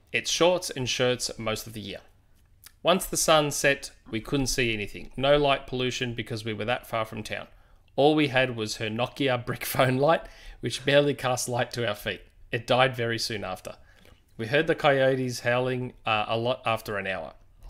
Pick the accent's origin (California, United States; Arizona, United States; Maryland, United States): California, United States; So I grew up in the Desert Empire in Southern California. I lived about a mile from the big desert hills that stretch for miles.